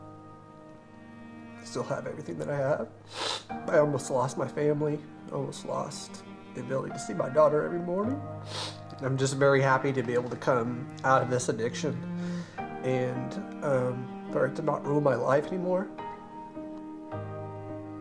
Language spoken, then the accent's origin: English; Owosso, Michigan, United States; I grew up in Owosso